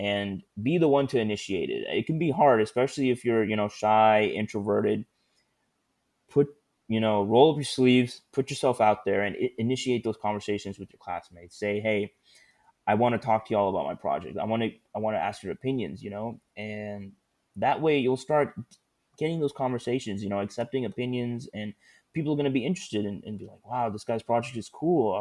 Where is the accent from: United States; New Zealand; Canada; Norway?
United States; Houston, Texas; also born or lived in Austin; I'm originally from Houston